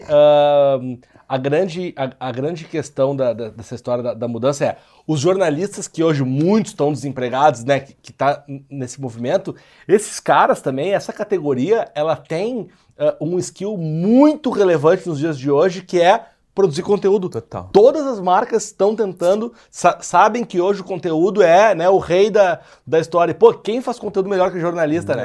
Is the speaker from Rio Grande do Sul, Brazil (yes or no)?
yes; Porto Alegre, Rio Grande do Sul, Brazil; now in São Paulo, Brazil; eu sou de Porto Alegre, embora eu moro em São Paulo